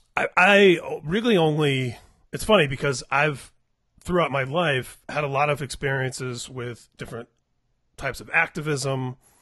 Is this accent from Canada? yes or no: no; Indianapolis, Indiana, United States; Indianapolis, where I grew up